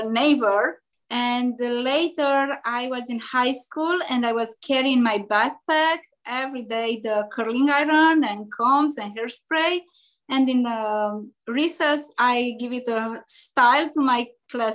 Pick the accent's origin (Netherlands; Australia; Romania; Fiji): Romania; Transylvania; English is a second language; moved away as an adult; now in Chicago, United States; I'm from Europe, from Transylvania, from Romania, Transylvania. And in 1999, I emigrated in Chicago.